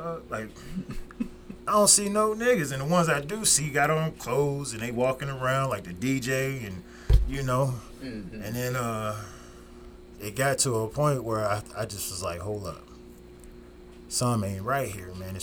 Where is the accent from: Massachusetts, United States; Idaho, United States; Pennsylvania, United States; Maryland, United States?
Pennsylvania, United States; Norristown; also born or lived in Youngstown, Ohio / Pottstown, Pennsylvania; I moved to Pottstown, and then I moved to Norristown, and that's where I've been at the rest of my life, since we're like fifth grade, sixth grade